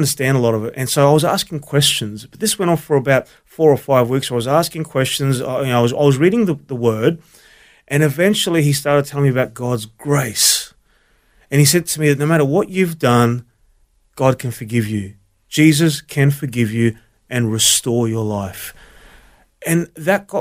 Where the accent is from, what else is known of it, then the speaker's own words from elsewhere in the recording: Brisbane, Queensland, Australia; also born or lived in Melbourne, Victoria; raised in Brisbane